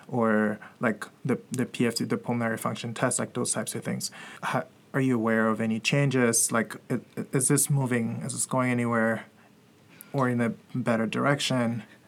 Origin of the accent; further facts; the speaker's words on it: Cameroon; I'm from Cameroon